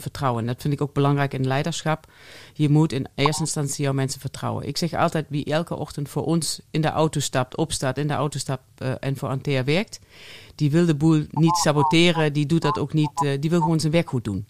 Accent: Germany; accent: German; soft G; first language German; Dutch is a second language; moved away as an adult; also born or lived in Eindhoven; now in Netherlands; je hoort Duits. Eh, ik ben Duitse, nog steeds. Uh, Van oorsprong Duits. Ik heb 24 jaar in Duitsland eh, geleefd

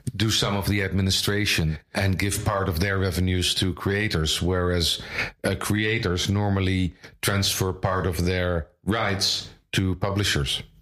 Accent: Leiden, South Holland, Netherlands; also born or lived in Amsterdam; now in The Hague, Netherlands; I was born in Amsterdam in 1967, uh, grew up in Leiden

